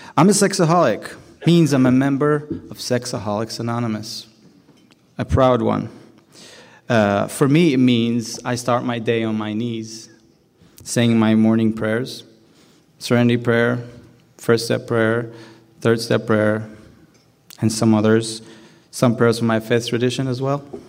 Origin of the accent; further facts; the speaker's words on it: Jerusalem, Jerusalem District, Israel; I grew up in Jerusalem